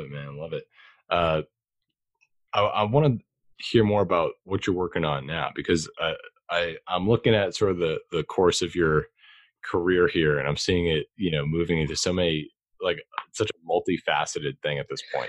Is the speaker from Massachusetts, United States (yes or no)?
yes; Boston, Massachusetts, United States; I'm from Boston myself